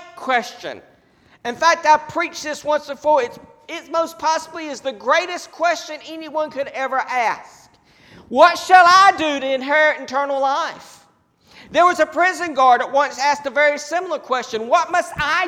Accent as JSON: {"language": "English", "country": "United States", "said": "we as American Christians"}